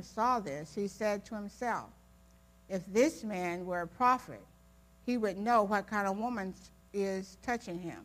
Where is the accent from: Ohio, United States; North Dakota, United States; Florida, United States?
Ohio, United States; I grew up in Ohio.